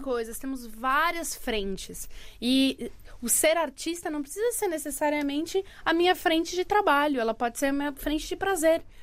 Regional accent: Santos, São Paulo, Brazil; moved away as an adult; now in Portugal; eu sou de Santos, litoral de São Paulo

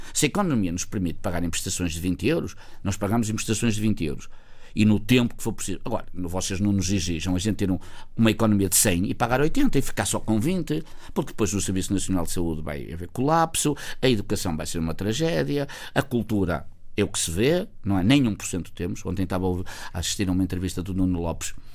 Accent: Felgueiras, Norte, Portugal; o verdadeiro pão de ló de margarida que é da minha terra

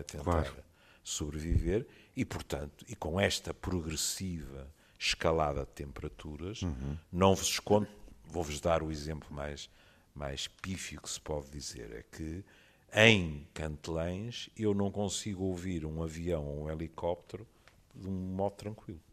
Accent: Porto, Norte, Portugal; eu vivi toda a minha vida no Porto

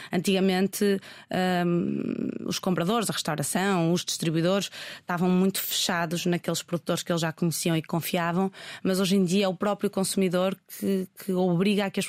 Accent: Portugal; dizer só bebo vinho português porque sou português também

